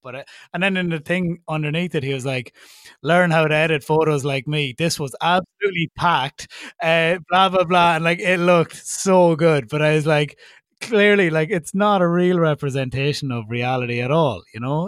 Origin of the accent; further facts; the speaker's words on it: Ireland; accent: Irish; my Irish accent makes me unique